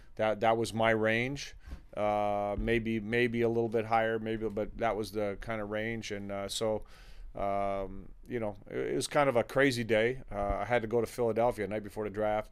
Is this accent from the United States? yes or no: no; Toronto, Ontario, Canada; my family background is Lithuanian. And, uh, even though I grew up in Toronto